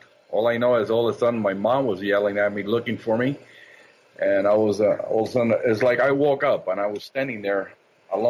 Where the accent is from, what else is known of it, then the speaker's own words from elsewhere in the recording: Cuba; moved away; most of these events occurred when I was a child back in my native Cuba